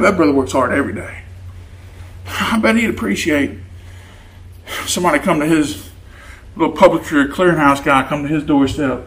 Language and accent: English; Louisiana, United States; moved away as an adult; also born or lived in Arkansas; I'm from Louisiana